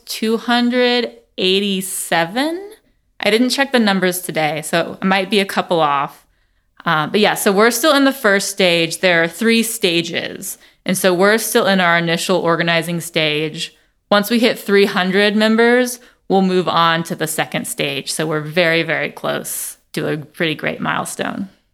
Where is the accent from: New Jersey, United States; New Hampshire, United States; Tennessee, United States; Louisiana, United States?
Tennessee, United States; Nashville; also born or lived in Vermont; I am from Nashville